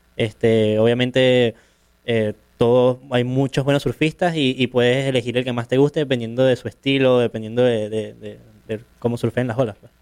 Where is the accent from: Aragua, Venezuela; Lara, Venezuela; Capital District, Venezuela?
Capital District, Venezuela; Caracas; soy de Caracas, de Venezuela